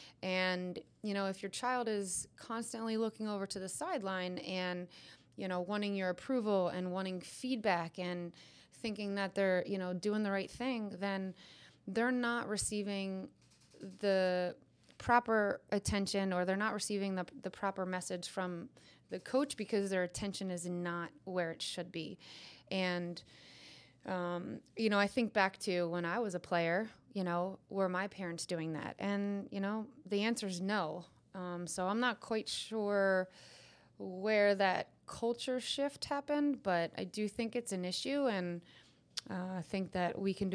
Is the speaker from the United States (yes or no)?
yes; Pennsylvania, United States; We've lived in a bunch of places and back to my roots